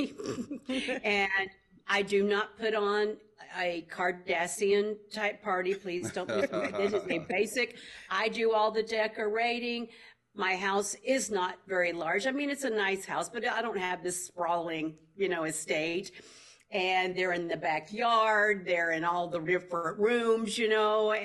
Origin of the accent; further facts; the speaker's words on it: Tennessee, United States; moved away; also born or lived in Arkansas; I am from the great state, wait for it, of Tennessee